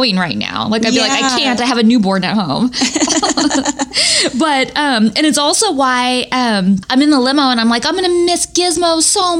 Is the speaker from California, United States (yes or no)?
yes; Northern California, United States; I am from Northern California